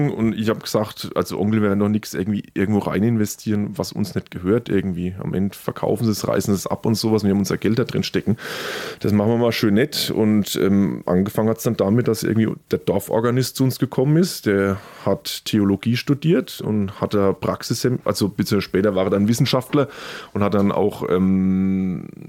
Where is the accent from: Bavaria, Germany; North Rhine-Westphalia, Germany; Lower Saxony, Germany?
Bavaria, Germany; Würzburg; Friedensbräu als Würzburger denkt man natürlich ans Bestattungsinstitut, ne?